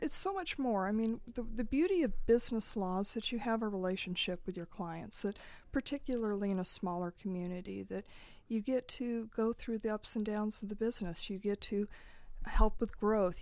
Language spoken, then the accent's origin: English; Nyssa, Oregon, United States; I grew up in Eastern Oregon, a place called Nyssa, which is right on the Snake River